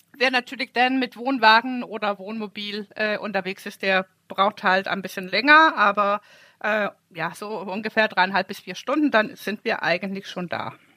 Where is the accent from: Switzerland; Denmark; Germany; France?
Denmark; moved away; ich bin ja ein Ostseekind